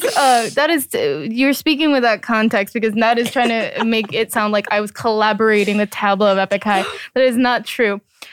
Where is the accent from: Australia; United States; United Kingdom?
United States; obviously I grew up in the States, but you know, my parents speak Korean.